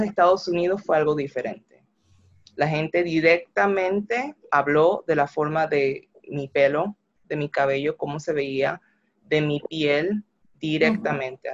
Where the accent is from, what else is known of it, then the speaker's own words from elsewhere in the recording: Panama; now in United States; yo soy negra, soy de Panamá y, y soy latina